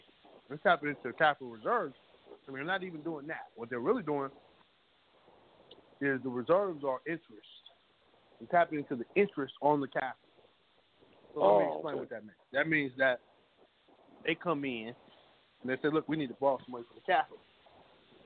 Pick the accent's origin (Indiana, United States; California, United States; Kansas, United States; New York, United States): Kansas, United States; Kansas City; I'm not from the Missouri side. I'm from the Kansas side.